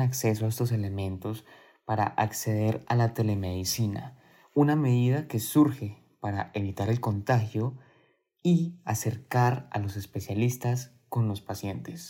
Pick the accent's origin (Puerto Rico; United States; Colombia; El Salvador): Colombia